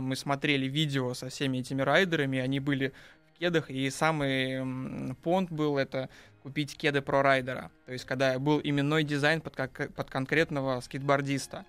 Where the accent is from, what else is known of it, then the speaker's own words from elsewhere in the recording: Saint Petersburg, Russia; я питерский